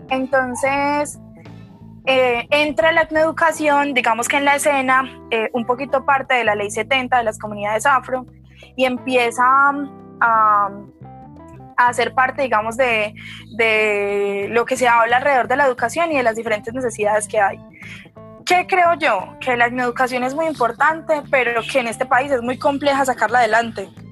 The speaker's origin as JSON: {"language": "Spanish", "town": "Pereira", "region": "Risaralda", "country": "Colombia", "said": "soy pereirana, orgullosamente pereirana"}